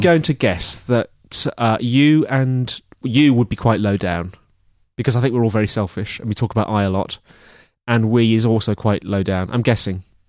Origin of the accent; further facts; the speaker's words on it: England, United Kingdom; We have two English men